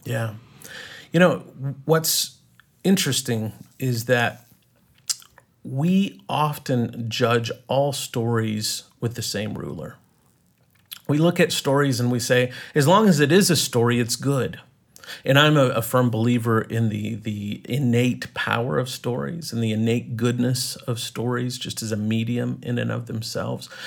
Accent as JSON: {"language": "English", "region": "East Texas", "country": "United States", "tie": "born or raised there", "also_born_or_lived": "Colorado / New York", "moved": "as an adult", "lives_now": "Los Angeles, United States", "said": "I grew up in, uh, East Texas"}